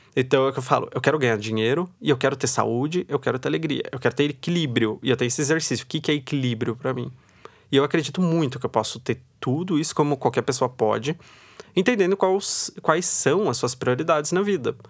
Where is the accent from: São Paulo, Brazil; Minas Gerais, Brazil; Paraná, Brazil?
São Paulo, Brazil; Osasco; Eu venho de Osasco. Então, em Osasco, todo mundo antigamente ia trabalhar na Cidade de Deus